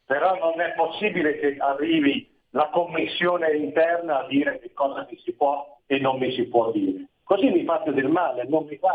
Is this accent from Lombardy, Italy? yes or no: yes; Milan, Lombardy, Italy; moved away as an adult; Io sono nato a Milano e per vent'anni sono cresciuto a Milano.